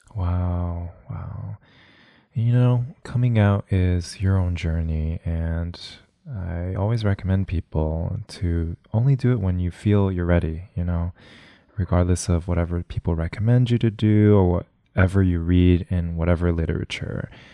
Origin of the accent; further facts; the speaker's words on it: West Covina, California, United States; my hometown of West Covina